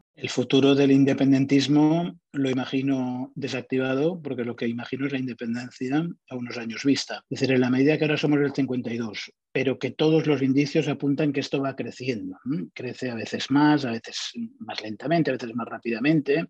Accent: Catalonia, Spain

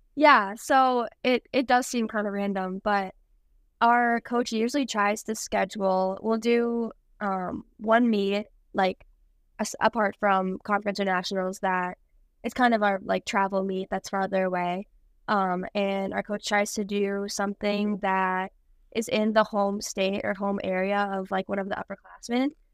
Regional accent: White Bear Lake, Minnesota, United States; moved away as an adult; now in La Crosse, United States; my hometown in White Bear Lake, Minnesota. And I practiced there up until my senior year of high school.

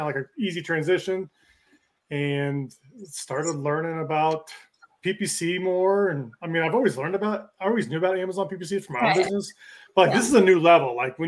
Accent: Kansas City, Missouri, United States; I was born and raised in Kansas City

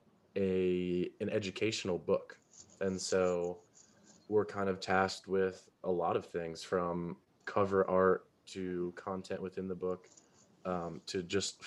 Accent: Carmel, New York, United States; Carmel, which is where I'm from

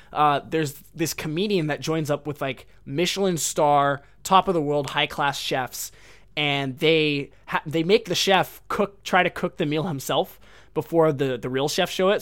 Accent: United States; now in Japan

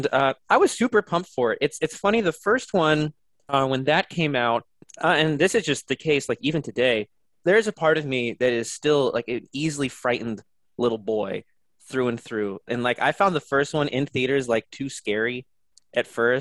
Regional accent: New Jersey, United States; moved away; also born or lived in Texas / Austin, Texas; I was born in Texas, but then I moved to New Jersey when I was three, and then I moved back to Texas in 2005

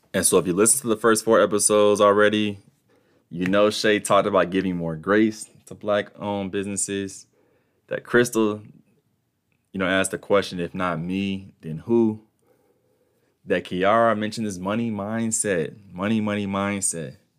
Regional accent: United States; my privilege as an American, uh, citizen

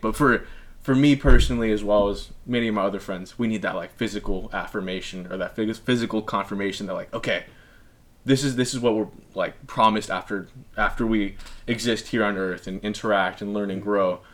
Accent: El Segundo, California, United States; growing up in El Segundo in the South Bay

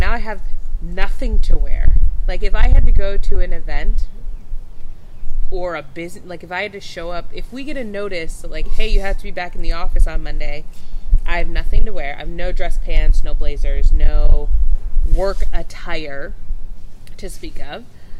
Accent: Minneapolis, Minnesota, United States; Minnesota is my hometown, my home state, I guess. Minneapolis is my hometown.

